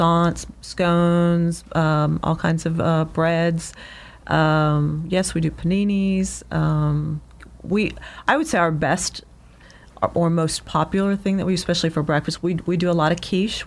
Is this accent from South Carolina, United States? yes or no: no; North Carolina, United States; moved away as an adult; now in Texas, United States; I grew up in North Carolina